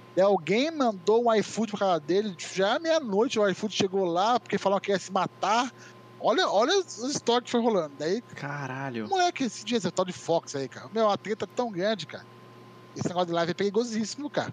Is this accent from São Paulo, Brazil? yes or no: yes; Itu, São Paulo, Brazil; Eu nasci em São Paulo, mas eu moro em Itu desde, desde pequeno. Meu pai é de Itu sou, sou, então eu falo que eu sou ituano